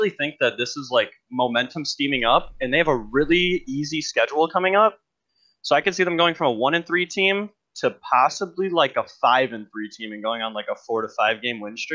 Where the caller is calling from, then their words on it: Detroit, Michigan, United States; I'm calling from the worst destination for an LCS Finals to ever be, Detroit, Michigan.